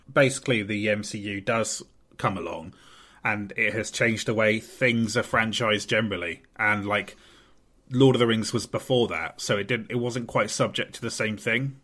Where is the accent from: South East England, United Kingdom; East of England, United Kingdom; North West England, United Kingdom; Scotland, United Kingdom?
South East England, United Kingdom; Portsmouth; born or raised there